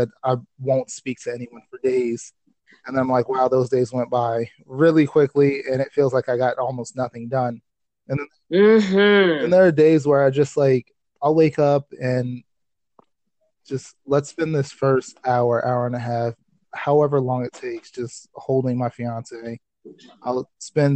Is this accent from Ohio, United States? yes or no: no; Baltimore, Maryland, United States; also born or lived in Delaware; I was born in Delaware, raised here for 7 years, moved to Baltimore when I was about 7 years old, and then raised there until I was 18